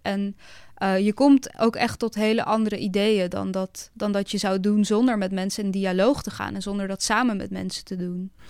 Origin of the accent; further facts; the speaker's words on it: Zoetermeer, South Holland, Netherlands; moved away; also born or lived in Amsterdam; ik ben opgegroeid in Zoetermeer in een hele grote flat